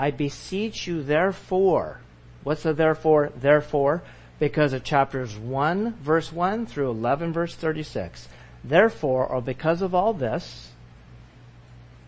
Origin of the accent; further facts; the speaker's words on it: California, United States; growing up in California